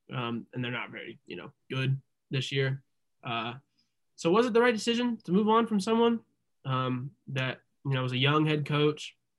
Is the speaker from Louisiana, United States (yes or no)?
no; Indiana, United States; we're all from Indiana